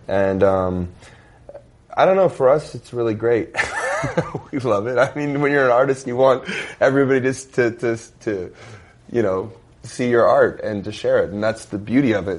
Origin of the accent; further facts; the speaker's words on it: Las Vegas, Nevada, United States; we're from Las Vegas